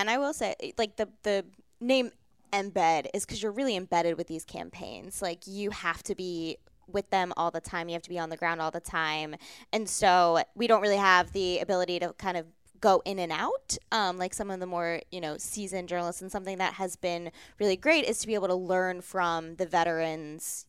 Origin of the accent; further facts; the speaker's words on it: just outside of Baltimore, Maryland, United States; moved away as an adult; also born or lived in New York / Los Angeles; I was born and raised just outside of Baltimore, Maryland